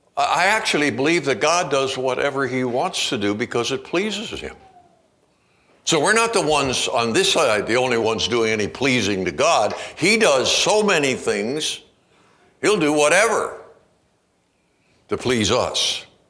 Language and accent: English; Canada; now in United States; I'm a Canadian. even have been living down here